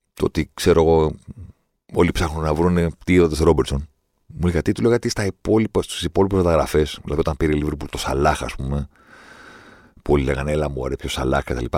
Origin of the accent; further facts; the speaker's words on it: Greece; είμαι από την Ελλάδα